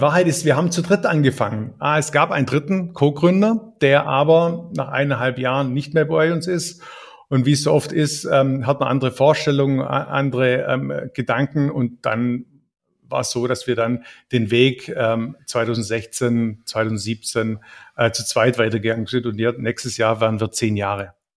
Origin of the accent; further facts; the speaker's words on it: Ravensburg, Baden-Württemberg, Germany; ich bin Ravensburger, eigentlich bin ich Schwabe durch und durch